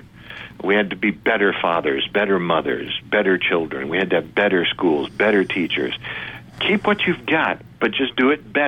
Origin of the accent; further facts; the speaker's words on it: Detroit, Michigan, United States; I went to Westminster Presbyterian Church in Detroit, Michigan